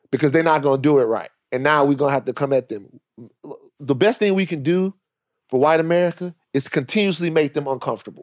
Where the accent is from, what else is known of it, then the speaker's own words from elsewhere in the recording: Baton Rouge, Louisiana, United States; also born or lived in Los Angeles; I'm from Louisiana, Baton Rouge